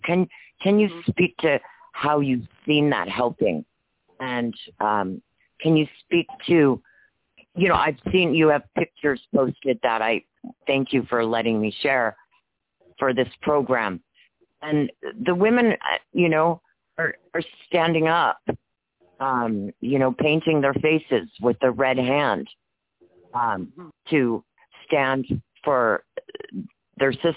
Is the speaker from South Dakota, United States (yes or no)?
yes; Wounded Knee, South Dakota, United States; I'm from Wounded Knee